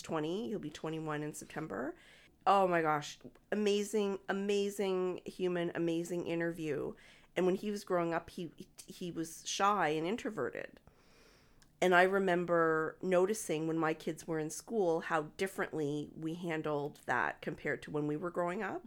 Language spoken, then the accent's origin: English; Moncton, New Brunswick, Canada; also born or lived in Dartmouth, Nova Scotia; When I was nine years old, at the end of grade three, we moved from Dartmouth to Moncton